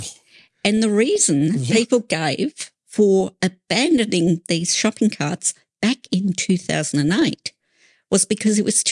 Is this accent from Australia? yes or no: yes; Australia; We are Australian citizens first and foremost.